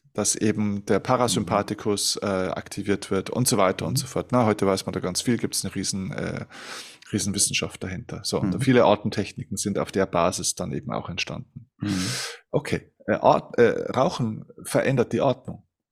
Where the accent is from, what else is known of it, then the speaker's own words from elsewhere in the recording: Germany; bei uns in Deutschland